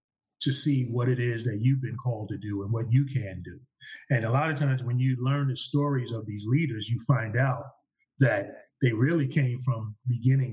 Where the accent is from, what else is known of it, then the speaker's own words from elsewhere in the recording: United States; as an American